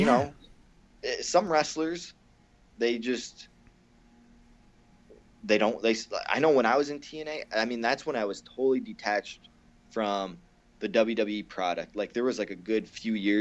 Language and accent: English; Canada; I'm so hillbilly Canadian.